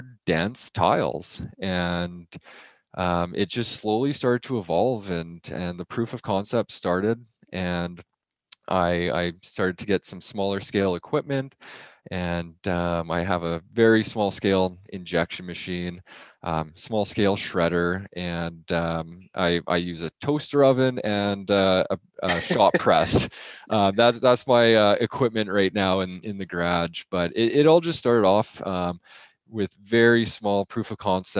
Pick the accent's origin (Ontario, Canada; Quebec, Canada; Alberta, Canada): Alberta, Canada; Edmonton; So I grew up in Edmonton, Alberta